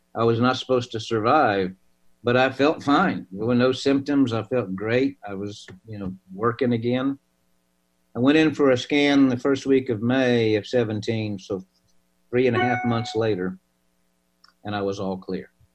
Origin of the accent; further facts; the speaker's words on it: Oklahoma, United States; I'm from Oklahoma.